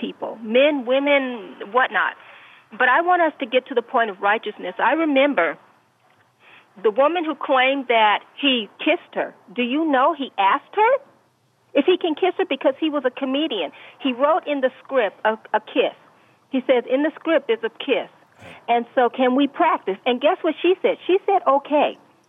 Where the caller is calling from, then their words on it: Rancho Cucamonga, California, United States; yes, I'm calling from California